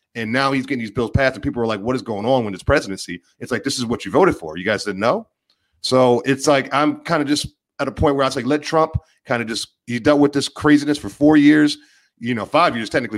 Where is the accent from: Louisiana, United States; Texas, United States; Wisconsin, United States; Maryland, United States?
Maryland, United States; I grew up in Maryland.